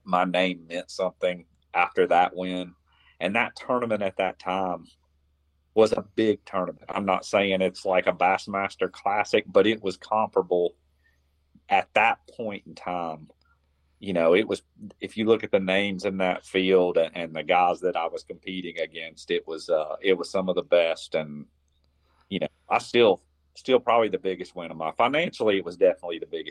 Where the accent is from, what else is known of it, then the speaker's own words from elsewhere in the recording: Florida, United States; here in my home state of Florida